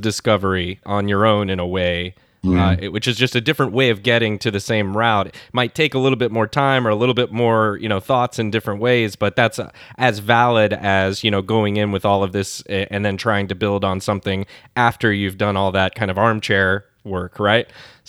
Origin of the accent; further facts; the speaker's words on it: United States; as an American who hasn't been to Scotland